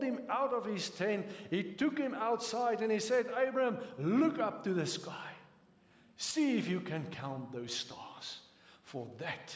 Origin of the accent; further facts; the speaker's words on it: South Africa; accent: Afrikaans; first language Afrikaans; English is a second language; I'm not English speaking